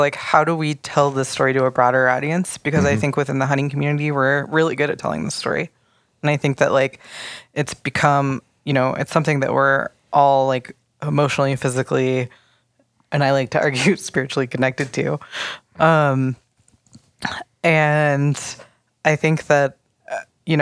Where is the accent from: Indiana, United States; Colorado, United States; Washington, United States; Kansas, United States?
Colorado, United States; I grew up in Colorado